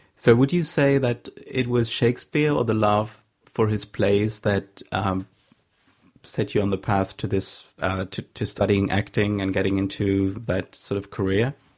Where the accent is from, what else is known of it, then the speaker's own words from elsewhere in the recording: Saxony, Germany; English is a second language; I'm from Saxony